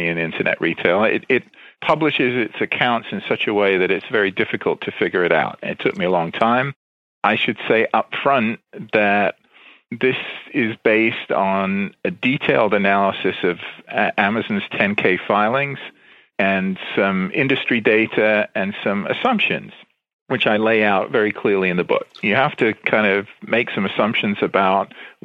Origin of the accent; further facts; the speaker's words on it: England, United Kingdom; moved away as an adult; also born or lived in London / Berkeley, California; now in Washington area, United States; I grew up in England, and I went to college in England